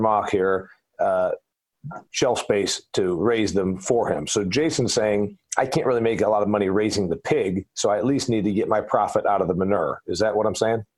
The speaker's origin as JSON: {"language": "English", "region": "Indiana", "country": "United States", "said": "I'm from Indiana"}